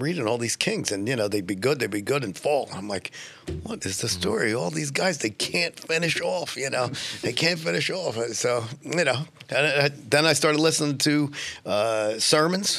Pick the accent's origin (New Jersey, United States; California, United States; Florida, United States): New Jersey, United States; Hammonton; this is where I was born and raised and have been